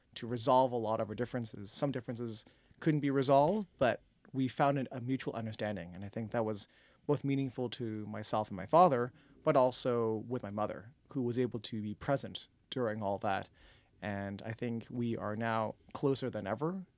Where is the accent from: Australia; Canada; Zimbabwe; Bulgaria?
Canada; Toronto, Ontario; also born or lived in Scarborough; born and raised in Toronto